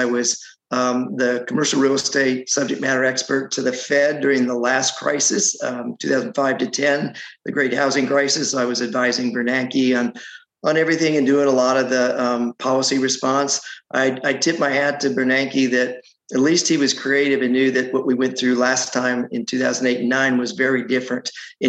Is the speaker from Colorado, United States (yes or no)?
yes; Colorado, United States; moved away as an adult; now in Atlanta, United States; I grew up in Colorado, ended up here in Georgia, going to Emory University to business school